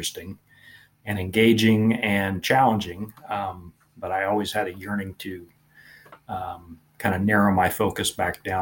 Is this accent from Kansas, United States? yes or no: yes; Topeka, Kansas, United States; also born or lived in Manhattan, Kansas / Kingsville, Texas; I'm from Northeast Kansas originally, Topeka. Mm. And so I grew up hunting quail and ducks mainly